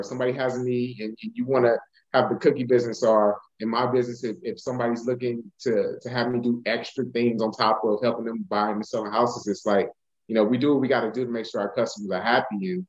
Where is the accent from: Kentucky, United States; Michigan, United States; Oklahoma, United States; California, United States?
California, United States; Los Angeles; moved away as an adult; now in DeSoto, United States; So I'm from California. I'm from LA.